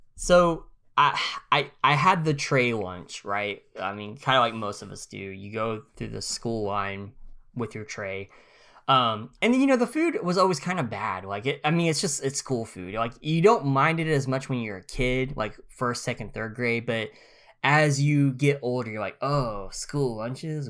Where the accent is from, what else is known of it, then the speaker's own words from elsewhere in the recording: northeast Oklahoma, United States; also born or lived in Missouri; I'm from Oklahoma, I'm from the very northeast tip